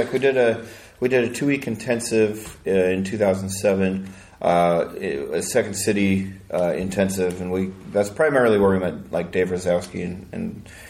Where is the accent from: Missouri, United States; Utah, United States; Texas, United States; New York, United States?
Utah, United States; It's predominantly Mormon, for sure. I grew up in Utah, not Mormon.